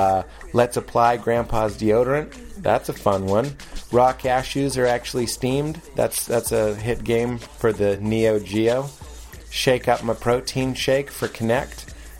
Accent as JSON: {"language": "English", "town": "Lexington", "region": "Massachusetts", "country": "United States", "said": "Lexington, Massachusetts. Close enough."}